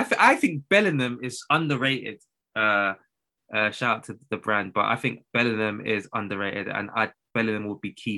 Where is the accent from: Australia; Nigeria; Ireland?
Nigeria; I'm Nigerian